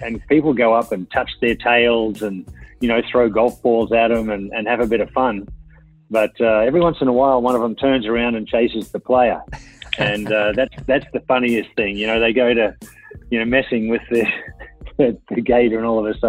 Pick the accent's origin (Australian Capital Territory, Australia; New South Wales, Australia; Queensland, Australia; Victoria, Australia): Queensland, Australia; moved away; I'm a Queenslander through and through, will always be.